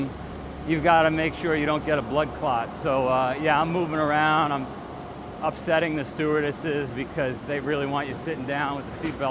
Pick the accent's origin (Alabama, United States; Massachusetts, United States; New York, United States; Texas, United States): New York, United States; New York City; moved away as an adult; also born or lived in Pittsfield, Vermont / Singapore; I grew up in Queens